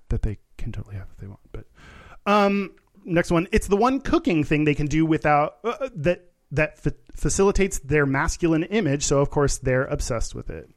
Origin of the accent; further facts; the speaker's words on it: Texas, United States; I grew up in Texas